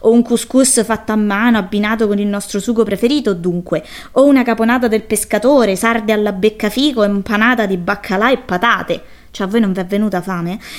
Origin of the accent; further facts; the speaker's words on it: Rome, Lazio, Italy; da buona romana